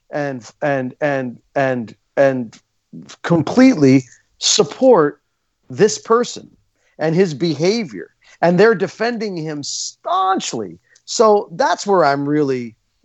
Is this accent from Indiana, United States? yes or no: no; Scranton, Pennsylvania, United States; When I was a teenager growing up in Scranton, Pennsylvania